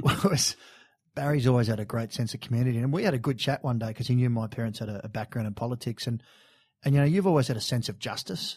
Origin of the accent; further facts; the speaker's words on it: Sydney, New South Wales, Australia; we grew up in Bondi. We're Bondi local